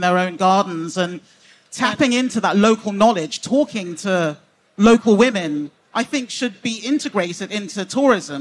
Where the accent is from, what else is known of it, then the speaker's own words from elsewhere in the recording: England, United Kingdom; I'm British Nigerian